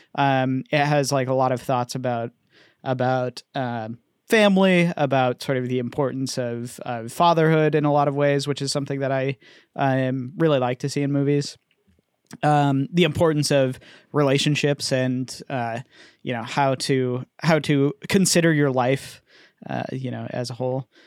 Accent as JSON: {"language": "English", "country": "United States", "said": "I'm an American"}